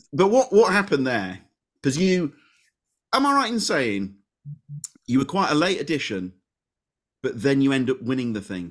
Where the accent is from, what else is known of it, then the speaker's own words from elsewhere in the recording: Leeds, Yorkshire and the Humber, United Kingdom; I'm from Leeds